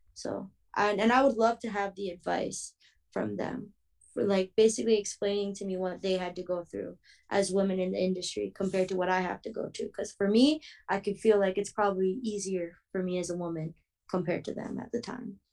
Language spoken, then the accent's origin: English; Toronto, Ontario, Canada; moved away; Hopefully in my hometown